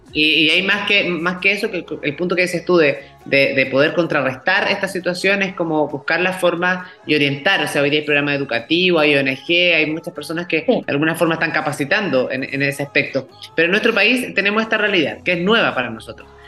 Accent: Chile; nosotros como chilenos

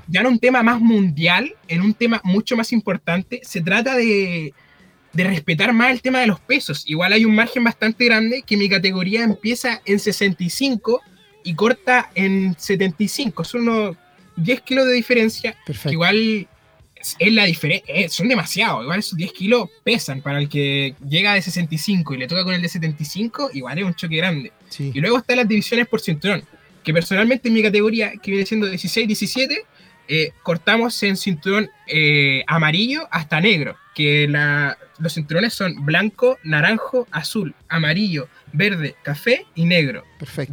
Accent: Penco, Biobío, Chile; soy de Penco.

